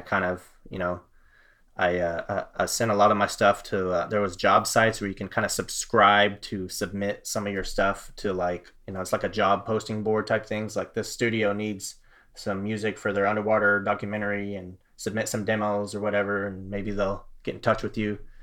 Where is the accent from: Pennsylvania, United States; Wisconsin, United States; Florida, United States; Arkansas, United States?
Florida, United States; also born or lived in Fort Worth, Texas; now in Texas, United States; I'm a Texan. I was born in Fort Worth. Um, this is my home. I, I grew up in Florida, actually, but all of my family's here